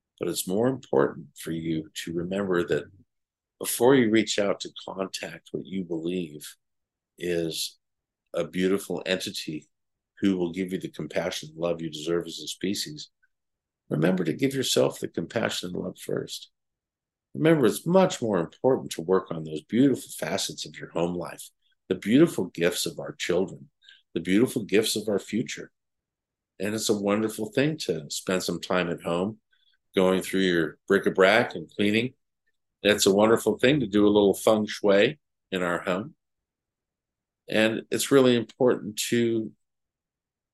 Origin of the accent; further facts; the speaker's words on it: United States